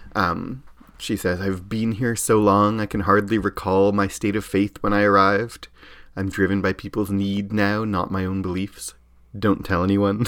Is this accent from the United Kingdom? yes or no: no; Canada; as a Canadian